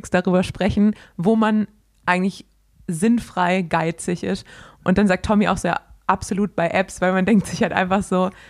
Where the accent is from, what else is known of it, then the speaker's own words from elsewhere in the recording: Swabia, Baden-Württemberg, Germany; accent: Swabian; ich bin Schwabe.